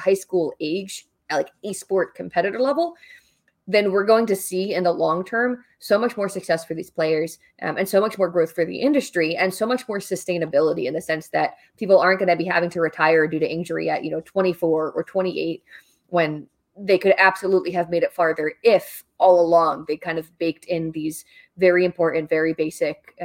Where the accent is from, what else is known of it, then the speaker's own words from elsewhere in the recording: New Jersey, United States; moved away; I am from New Jersey